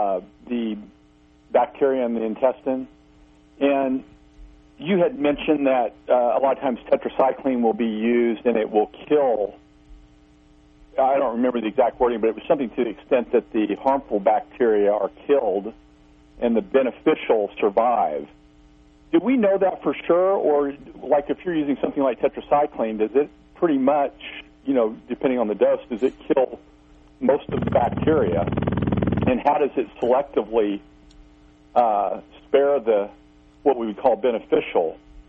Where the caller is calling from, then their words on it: Missouri, United States; Yes, … … in Missouri.